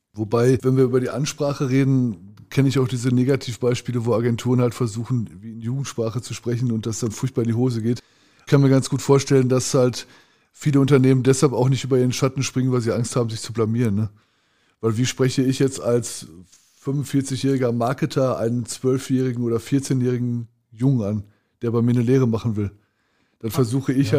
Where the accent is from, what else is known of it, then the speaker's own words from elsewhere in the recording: Ruhr area, North Rhine-Westphalia, Germany; bei uns im Ruhrgebiet